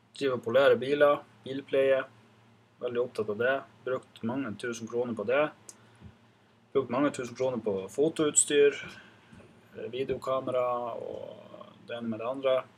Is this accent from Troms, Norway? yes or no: yes; Gamnes, Troms, Norway; also born or lived in Reinøya; Så jeg er født og oppvokst her på Gamnes